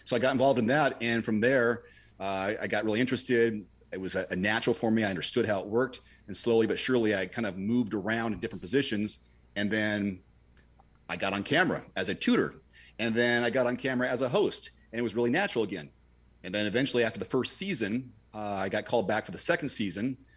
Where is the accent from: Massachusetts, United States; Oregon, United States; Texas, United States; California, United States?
Oregon, United States; Portland; my hometown of Portland, Oregon